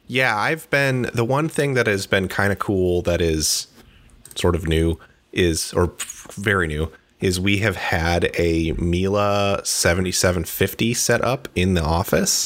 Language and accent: English; Midwest, United States; now in Seattle, United States; I am from the Midwest